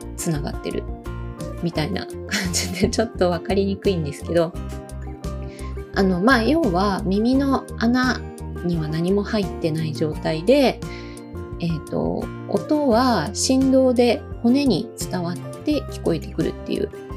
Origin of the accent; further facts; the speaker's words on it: Osaka, Japan; 私も大阪出身なので